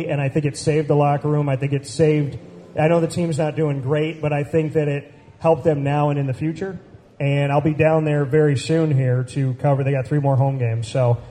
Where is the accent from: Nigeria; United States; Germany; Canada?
United States; Central New York; moved away; this is my city. I mean, I grew up in Central New York. I grew up right here, and I came back here to start my business.